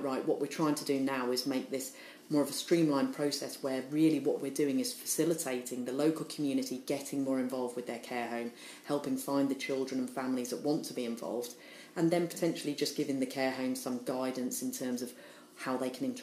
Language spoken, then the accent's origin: English; Norwich, East of England, United Kingdom; also born or lived in Liverpool; I was born in Liverpool though, so I'm from Liverpool originally, and my parents became publicans, so we came down to Norwich when I was about 4 years old